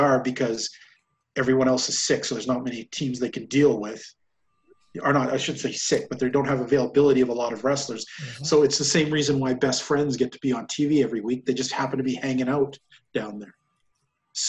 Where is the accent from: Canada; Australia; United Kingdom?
Canada; I noticed that as a Canadian